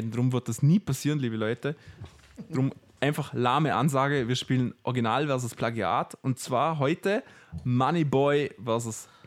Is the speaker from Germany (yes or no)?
no; Austria; uns als Österreicher, glaube ich, gar nicht so bewusst.